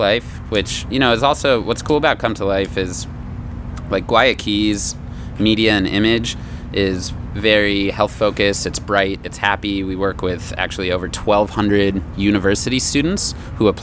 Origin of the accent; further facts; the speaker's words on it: Aspen, Colorado, United States; I grew up in Aspen, Colorado